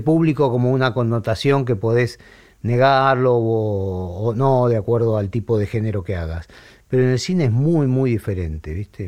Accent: Argentina; nosotros como argentinos

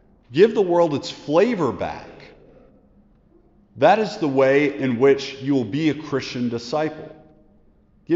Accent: United States; We live, as American disciples, a very individualistic lifestyle

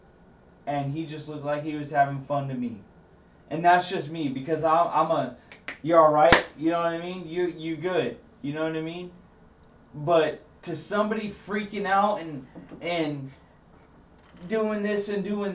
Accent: Salinas, California, United States; I'm from Salinas

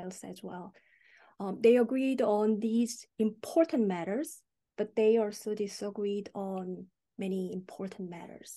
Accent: South Korea; moved away; I'm originally from South Korea.

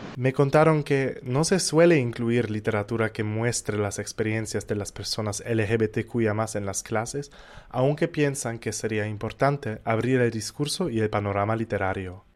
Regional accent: Germany; moved away as an adult; now in Barranquilla, Colombia; soy de Alemania

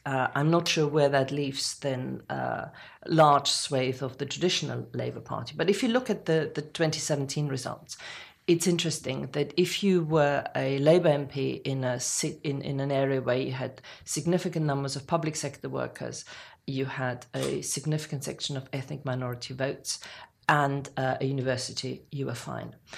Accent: Germany; now in United Kingdom; someone like me who was born in Germany, I would never say I'm English, uh, but I, I very easily can say British

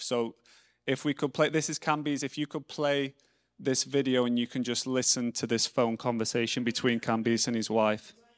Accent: England, United Kingdom; I'm English

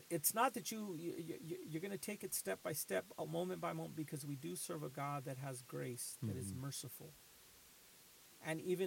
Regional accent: Los Angeles, California, United States; now in Boston, United States; I grew up in Los Angeles when the Rodney King riots

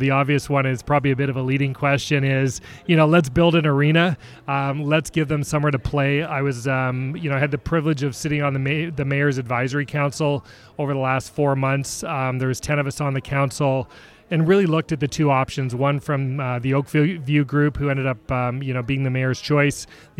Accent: Toronto, Ontario, Canada; accent: Canadian; moved away as an adult; now in Seattle, United States; I am born and raised in Toronto, in Canada, so you'll hear the A's and the out and abouts. Been in Seattle about 16 years, former professional hockey player

